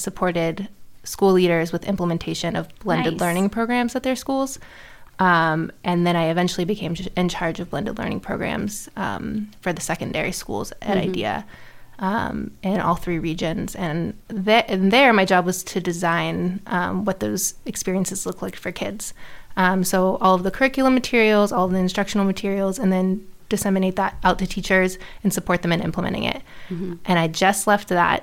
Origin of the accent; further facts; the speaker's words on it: Houston, Texas, United States; I grew up in Houston to an amazing family